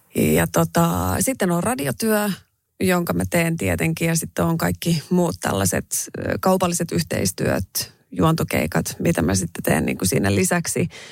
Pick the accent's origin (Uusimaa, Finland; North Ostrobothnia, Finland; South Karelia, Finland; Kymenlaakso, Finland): North Ostrobothnia, Finland; Raahe; accent: Raahe dialect; moved away; kun mä menen raaheen, niin tota, kyllä mun murre muuttuu